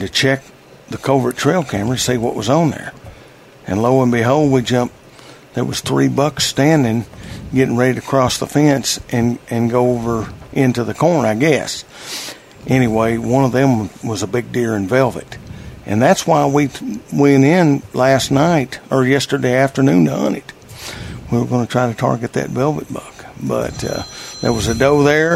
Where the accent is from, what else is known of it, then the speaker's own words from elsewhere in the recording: Jasper, Arkansas, United States; my hometown down there, Jasper, Arkansas.